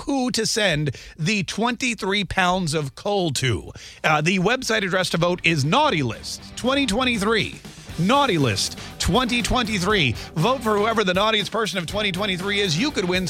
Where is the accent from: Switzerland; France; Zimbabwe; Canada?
Canada; now in United States; I was a Canadian